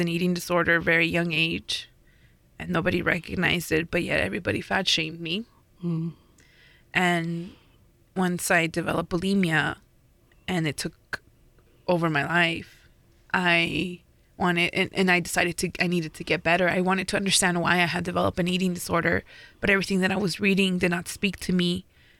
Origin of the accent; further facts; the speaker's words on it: Riverside, California, United States; I grew up in Riverside where there was a DIY punk scene